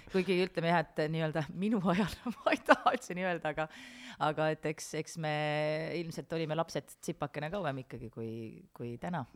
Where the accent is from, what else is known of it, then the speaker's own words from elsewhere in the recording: Kohila, Rapla County, Estonia; ma olen Kohilast pärit